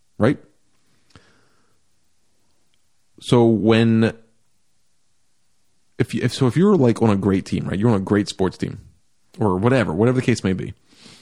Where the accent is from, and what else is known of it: United States